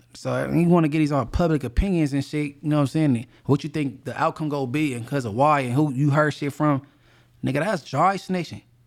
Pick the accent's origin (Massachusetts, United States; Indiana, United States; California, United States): California, United States; Inglewood; I'm from Inglewood and I'm, I'm a known person from there